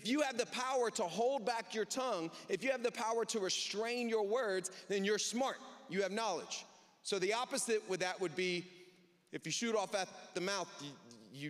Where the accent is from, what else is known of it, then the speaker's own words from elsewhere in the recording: the South, United States; now in Southwest Michigan, United States; I grew up in the South.